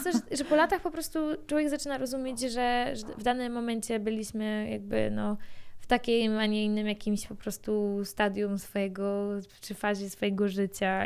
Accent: near Bydgoszcz, Kuyavian-Pomeranian Voivodeship, Poland; jestem z Podbydgoszczy, chodziłam do mojej szkoły podstawowej e, w moim miasteczku, poza Bydgoszczą

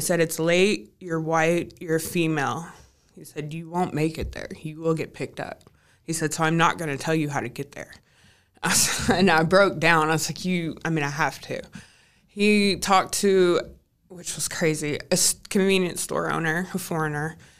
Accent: Kentucky, United States; also born or lived in California; came back to my hometown

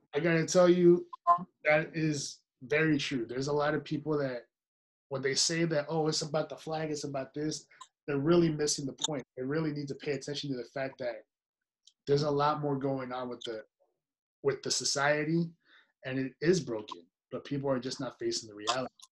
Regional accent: Nicaragua; moved away; also born or lived in San Francisco Bay Area; I'm not Mexican, I'm Nicaraguan. I'm from Nicaragua

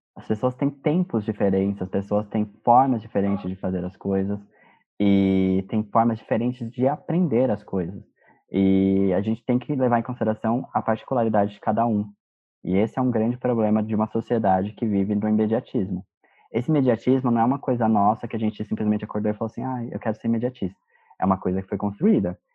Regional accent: São Paulo, Brazil; nós somos de São Paulo

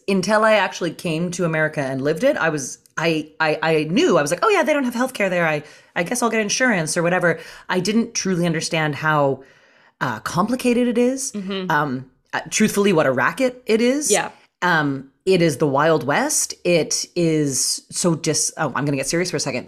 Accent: Canada; now in Los Angeles, United States; I'm actually Canadian, I'm from Canada

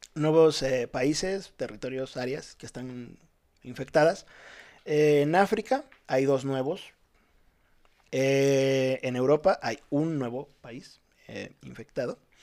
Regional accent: Ciudad Madero, Tamaulipas, Mexico; moved away; also born or lived in Veracruz; yo soy de Veracruz, pero viví toda mi vida en Ciudad Madero, Tamaulipas.

